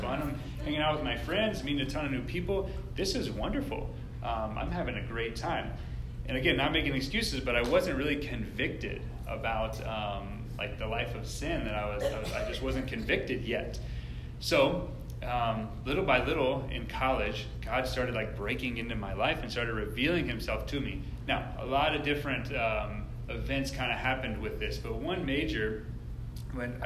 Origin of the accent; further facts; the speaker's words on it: Woodstock, Georgia, United States; I grew up in Woodstock, and I went to college at Kennesaw State